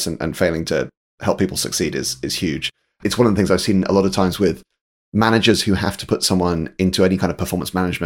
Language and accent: English; United Kingdom; I'm a Brit as well